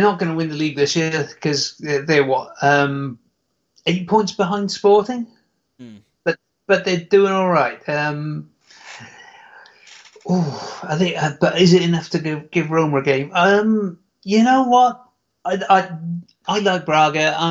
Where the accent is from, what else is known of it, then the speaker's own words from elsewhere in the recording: United Kingdom; I'm British, I'm always going with that sense of humor.